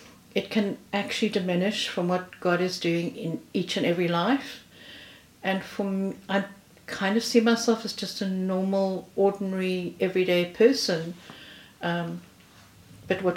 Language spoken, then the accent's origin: English; South Africa; moved away as an adult; now in United Kingdom; I'm originally from South Africa. I've been in this country now for 5 years.